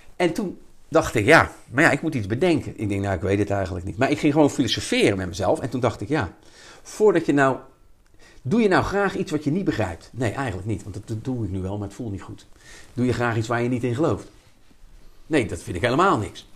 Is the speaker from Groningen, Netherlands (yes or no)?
no; Rotterdam, South Holland, Netherlands; ik kom uit Rotterdam-Zuid, er zijn toch een beetje boefjes